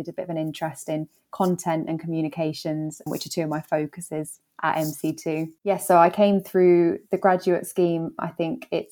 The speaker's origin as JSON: {"language": "English", "region": "London", "country": "United Kingdom", "tie": "born or raised there", "moved": "as an adult", "lives_now": "Manchester, United Kingdom", "said": "as you can probably tell from my accent, I'm not from Manchester. So I grew up in London. Moved up to Manchester for a university and just stayed since."}